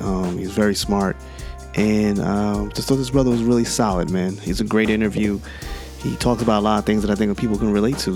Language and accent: English; Teaneck, New Jersey, United States; growing up in Teaneck